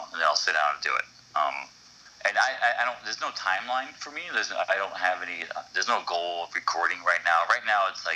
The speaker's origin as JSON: {"language": "English", "town": "Shrewsbury", "region": "Massachusetts", "country": "United States", "tie": "born or raised there", "also_born_or_lived": "Boston", "said": "I was born in Boston and raised in Shrewsbury, Massachusetts."}